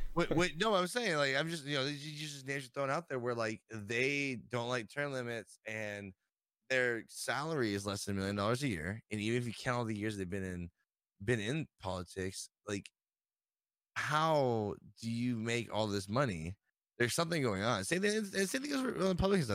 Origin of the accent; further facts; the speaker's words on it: United States; I'm an American